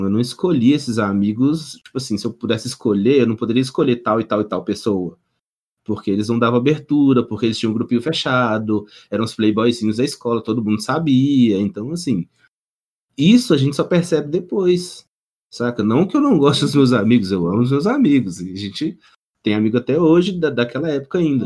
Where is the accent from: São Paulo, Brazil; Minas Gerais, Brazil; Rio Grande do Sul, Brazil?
Minas Gerais, Brazil; nós três aqui somos Mineiros